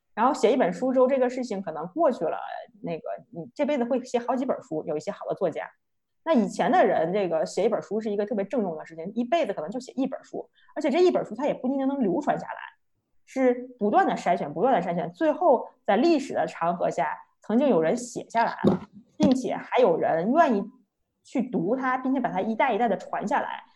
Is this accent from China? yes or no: yes; China; 作为一个土生土长二十多年的中国人